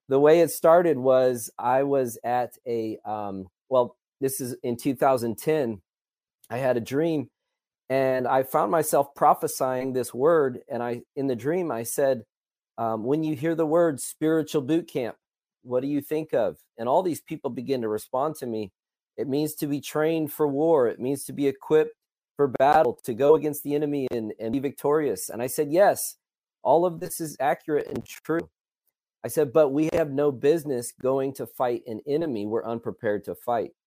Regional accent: Illinois, United States; also born or lived in Colorado Springs; now in Dallas-Fort Worth, United States; I am originally from Illinois

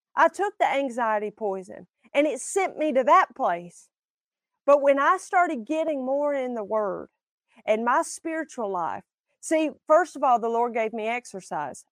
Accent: Alabama, United States; I'm from Alabama

